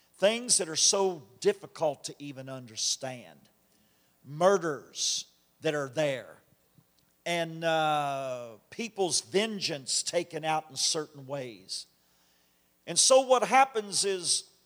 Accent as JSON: {"language": "English", "region": "Kentucky", "country": "United States", "said": "I'm from Kentucky"}